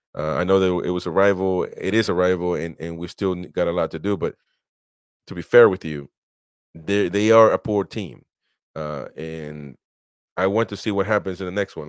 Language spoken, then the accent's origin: English; United States; accent: American; I have an American accent, I am American